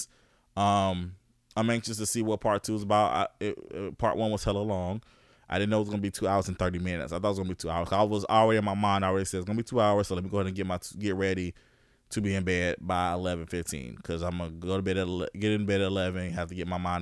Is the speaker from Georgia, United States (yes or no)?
yes; Augusta, Georgia, United States; I was born in Georgia. I was born in Augusta